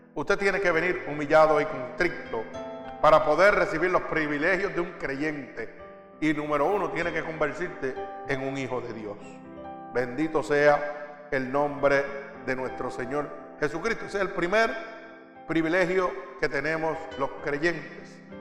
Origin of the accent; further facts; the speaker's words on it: Puerto Rico; moved away; como dicen en mi pueblo, allá en Puerto Rico